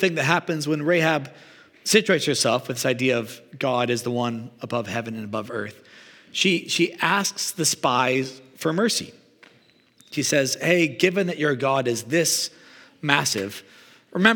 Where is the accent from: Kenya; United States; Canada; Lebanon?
Canada; also born or lived in Regina, Saskatchewan / Calgary, Alberta; now in Vancouver, Canada; I grew up in Regina and Calgary and spent like my whole life, I felt like shoveling until moving here